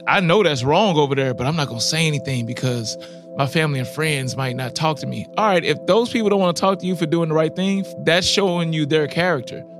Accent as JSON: {"language": "English", "town": "Ferguson", "region": "Missouri", "country": "United States", "tie": "born or raised there", "said": "I grew up in Ferguson"}